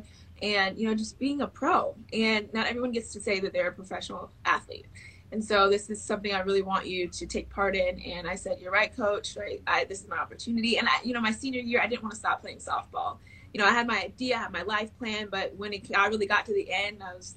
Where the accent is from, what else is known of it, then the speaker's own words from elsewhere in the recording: Oldsmar, Florida, United States; I began playing at Oldsmar Little League, where I'm from. I'm from Florida, so it was in Oldsmar, Florida